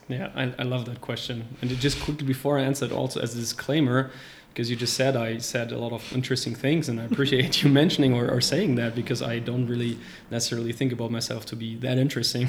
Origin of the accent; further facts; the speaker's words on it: Rostock, Mecklenburg-Vorpommern, Germany; moved away as an adult; now in Luxembourg; I'm originally from Germany. I've been living in Luxembourg for five years now. And, uh, I'm actually originally from a small city called Rostock, right at the coast of the Baltic Sea